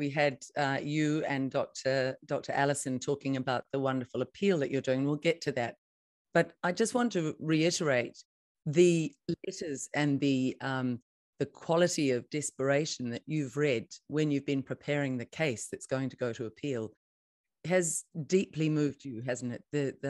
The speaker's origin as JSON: {"language": "English", "country": "New Zealand", "said": "if you're in any doubt as a Kiwi about what's going on, let's listen to our nurses who know what's happening in our hospitals"}